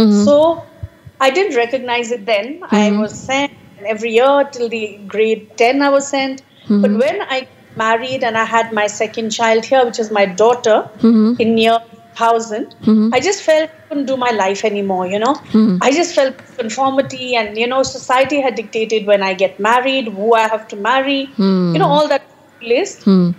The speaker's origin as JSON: {"language": "English", "region": "Chandigarh", "country": "India", "tie": "born or raised there", "also_born_or_lived": "Ludhiana, Punjab, India / Shimla, Himachal Pradesh, India", "moved": "as an adult", "lives_now": "Kenya", "said": "when I was in India, I was raised in Chandigarh and my early childhood was in Ludhiana. And we were in a joint family as children. I was the eldest of two daughters."}